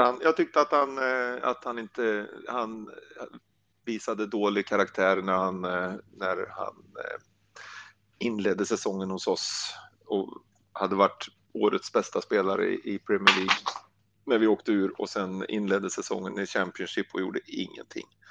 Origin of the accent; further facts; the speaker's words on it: Värmland, Sweden; also born or lived in Blekinge; now in Karlshamn, Sweden; Jag är ju värmlänning från början, bor i Blekinge nu, men är värmlänning.